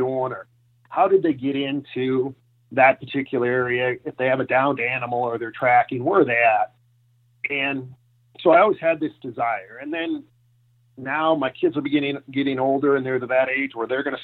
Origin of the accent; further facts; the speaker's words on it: Minnesota, United States; also born or lived in Colorado; now in Denver, United States; I grew up in Minnesota